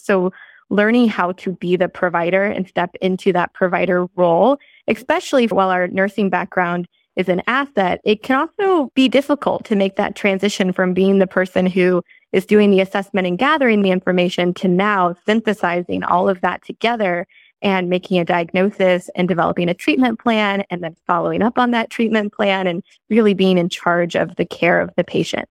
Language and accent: English; St. Louis, Missouri, United States; moved away as an adult; also born or lived in Columbia, Missouri; now in California, United States; I grew up in Saint Louis